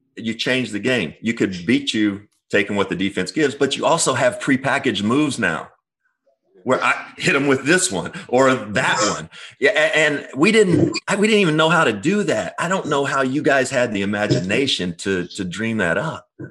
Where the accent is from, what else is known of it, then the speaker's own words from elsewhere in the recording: Kentucky, United States; I'm from Kentucky.